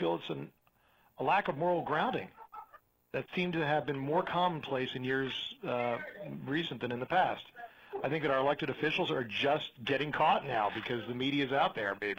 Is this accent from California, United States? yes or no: no; Princeton, New Jersey, United States; moved away as an adult; now in Arizona, United States; I was raised in New Jersey, liberal town of Princeton, New Jersey